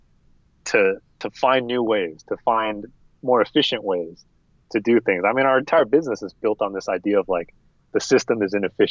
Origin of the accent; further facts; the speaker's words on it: United States; I'm American